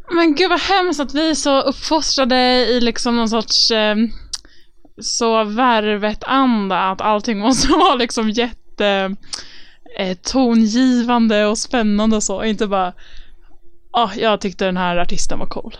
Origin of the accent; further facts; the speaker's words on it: Stockholm, Stockholm County, Sweden; I Örnsberg i Stockholm.